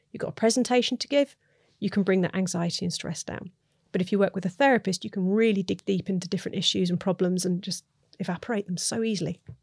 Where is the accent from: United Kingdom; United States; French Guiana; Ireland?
United Kingdom; I'm British